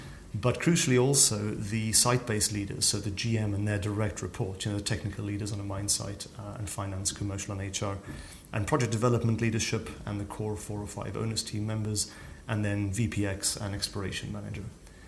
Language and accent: English; Pretoria, Gauteng, South Africa; growing up in Pretoria in South Africa, which of course is mining central, you know, the platinum belt and all the gold mines around there.